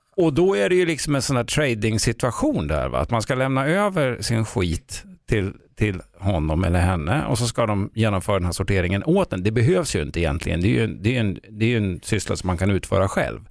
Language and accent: Swedish; Sweden; jag är född i Sverige